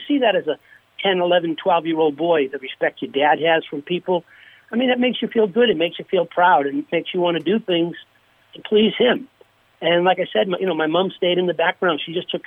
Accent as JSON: {"language": "English", "area": "hometown with the Mike Eruzione Center", "region": "Massachusetts", "country": "United States", "tie": "born or raised there", "said": "my daughter's three boys skate at the rink in my hometown. They skate at the Mike Ruzioni Center"}